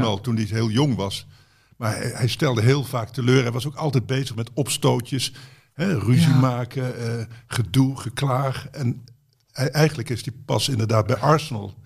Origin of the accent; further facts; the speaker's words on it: Betuwe, Gelderland, Netherlands; moved away; ik kwam uit de Betuwe